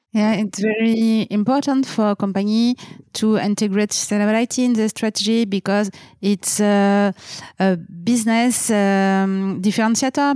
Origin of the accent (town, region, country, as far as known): France